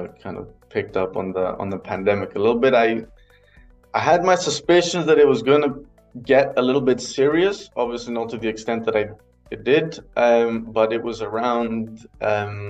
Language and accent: English; Athens, Attica, Greece; moved away as an adult; also born or lived in Aberdeen, Scotland; now in Berlin, Germany; I was born and raised in Athens.